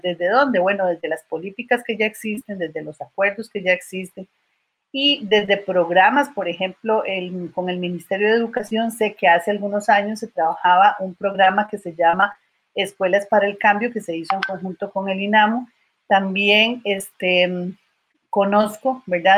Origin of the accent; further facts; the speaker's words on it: Costa Rica; como costarricenses